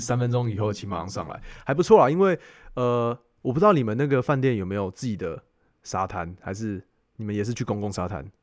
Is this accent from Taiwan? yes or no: yes; Taiwan; 我觉得真的是身为台湾人